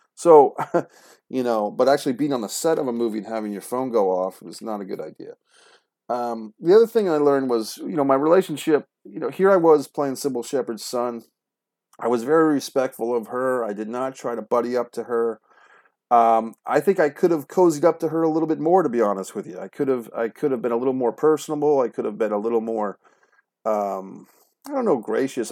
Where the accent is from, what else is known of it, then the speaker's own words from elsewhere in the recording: Rhode Island, United States; Rhode Island, my home state